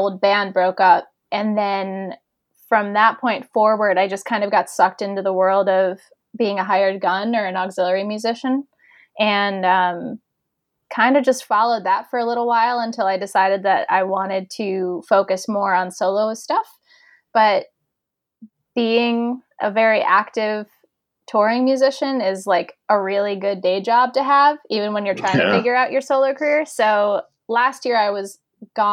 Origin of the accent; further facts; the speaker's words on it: Syracuse, New York, United States; moved away; also born or lived in Los Angeles / Philadelphia; Syracuse, which is my hometown